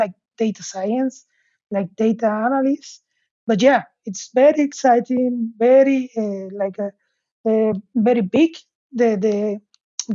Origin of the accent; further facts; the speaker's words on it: Mexico; moved away as an adult; also born or lived in Aberdeen, United Kingdom; now in Hamburg, Germany; I'm from Mexico, but I'm currently based in Hamburg, Germany